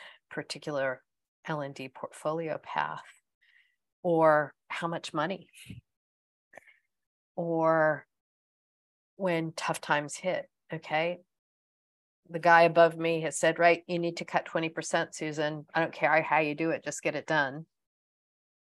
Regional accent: United States; accent: American; moved away as an adult; also born or lived in United Kingdom; now in New Zealand; you can also tell by my accent that I'm American, but I have, I left America in 1995, first for the UK for 7 years, and then emigrated to New Zealand in 2003

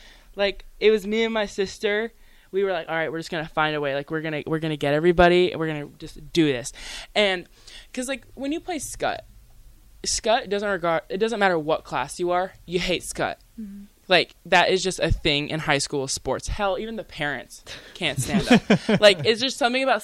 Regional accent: Lincoln, Nebraska, United States; also born or lived in Waverly, Nebraska; I'm actually from Lincoln. I'm not born, but raised

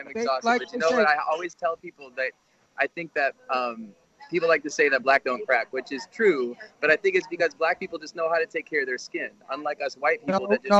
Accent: outside of Flint, Michigan, United States; now in New York City, United States; I'm originally from Michigan, outside of Flint.

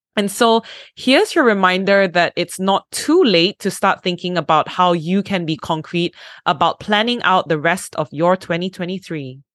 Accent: Malaysia; I am Malaysian

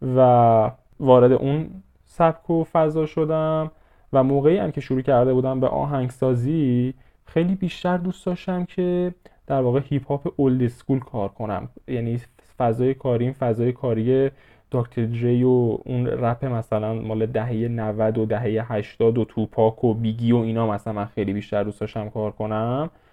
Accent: Iran

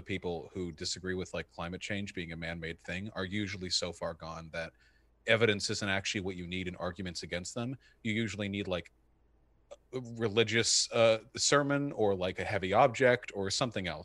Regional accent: United States; I'm American

